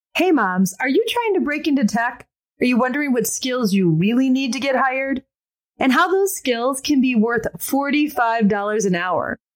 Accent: Michigan, United States; my home state of Michigan

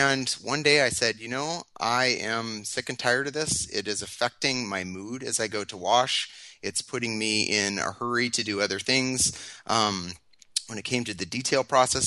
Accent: Tacoma, Washington, United States; I have been a Washington resident all of my life. I was born down in Tacoma

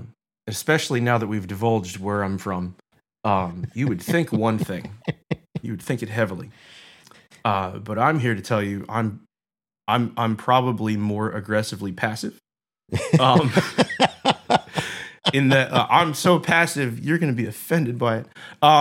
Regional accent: Delran, New Jersey, United States; No, I grew up in South Jersey, small town called Delran.

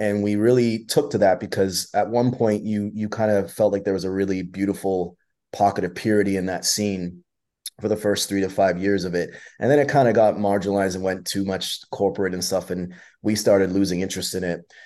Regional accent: London, Ontario, Canada; for a Canadian guy growing up in London, Ontario

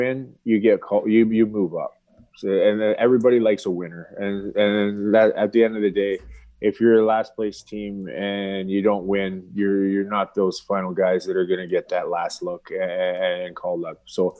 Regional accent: London, Ontario, Canada; He's from my hometown, so I was already in contact with him. He's got a lot of kids out of London, Ontario.

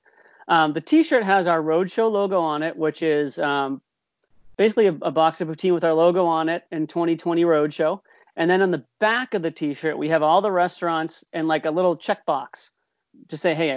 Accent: New England, Cape Cod, Massachusetts, United States; I've been growing up in New England my whole life. We're Cape Cod people.

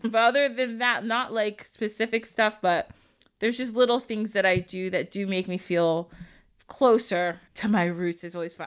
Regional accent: United States; I like being American sometimes too

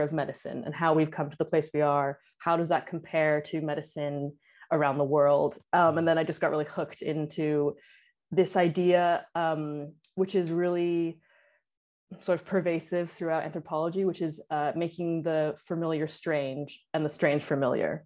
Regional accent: Canada; I'm from Canada

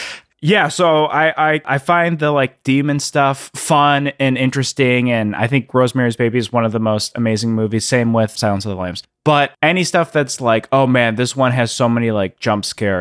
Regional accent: Illinois, United States; I grew up in the outside of Chicago, and it, I don't know, it just felt so like wandering through the woods and then like kind of being scared at the same time.

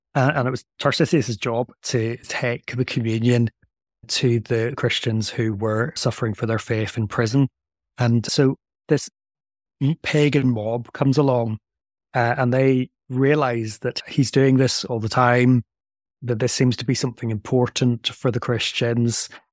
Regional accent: Northern Ireland, United Kingdom; moved away; also born or lived in Delaware, United States / England / Belgium; I come from Northern Ireland, which is why I have a strange accent

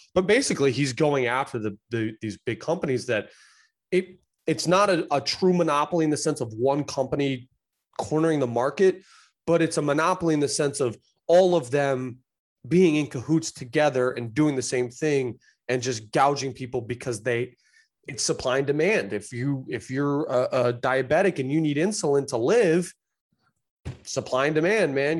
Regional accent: United States; I love being American.

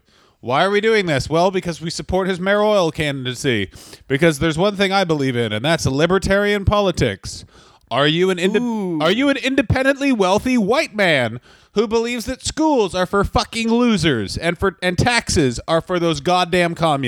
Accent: Kentucky, United States; I am from Kentucky

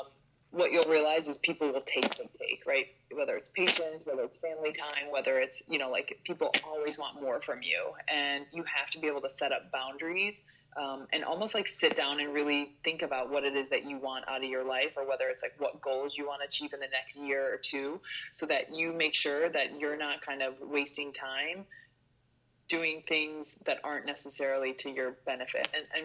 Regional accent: suburb of Chicago, Illinois, United States; moved away as an adult; now in New York City, United States; I'm from Illinois. So I'm a suburb of Chicago, 49 acres on a farm.

